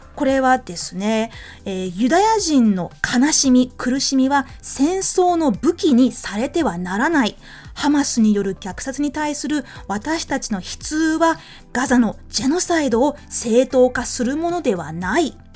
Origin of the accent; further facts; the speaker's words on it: New Zealand; moved away; 私の、あのー、出身の国、まあ、育ちの国、ニュージーランドでは、はい、よく、I reckon, I reckon って言います